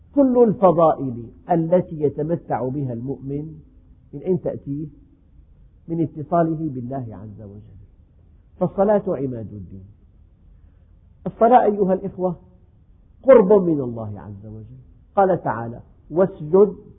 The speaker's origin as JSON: {"language": "Arabic", "country": "Syria", "said": "عندنا في الشام"}